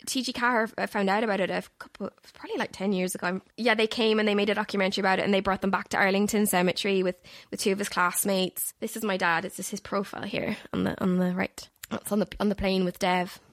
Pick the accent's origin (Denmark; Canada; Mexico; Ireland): Ireland; Galway, Connacht; I am from Galway, that is in the Republic of Ireland